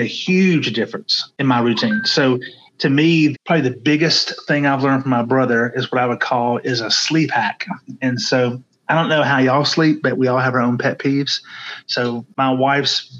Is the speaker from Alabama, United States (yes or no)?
yes; Hoover, Alabama, United States; I'm from Hoover, Alabama, and one of my gigs is I'm a Hoover City Councilman